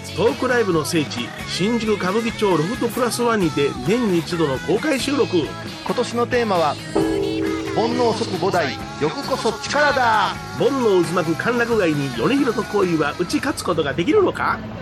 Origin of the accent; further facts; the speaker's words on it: Osaka, Japan; 大阪の人間でもともと